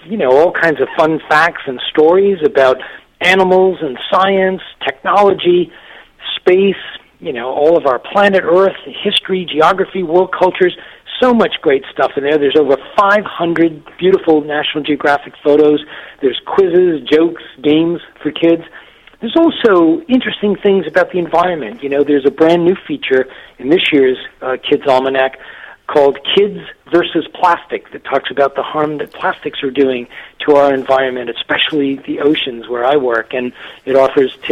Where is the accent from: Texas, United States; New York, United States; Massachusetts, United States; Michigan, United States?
Massachusetts, United States; I grew up in a little textile mill town in Massachusetts